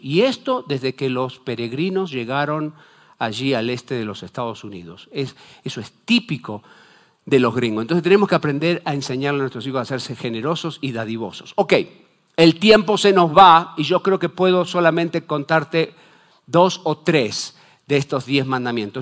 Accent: Argentina

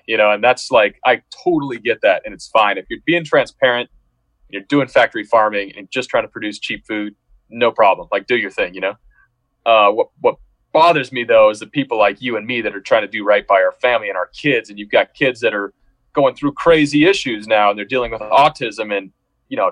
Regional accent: Seattle, Washington, United States; moved away as an adult; also born or lived in Irvine / Los Angeles; we're from Seattle, you know, we're from urban areas

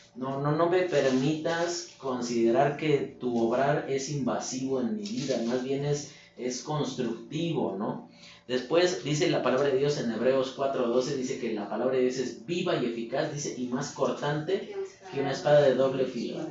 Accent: Mexico; nosotros como mexicanos

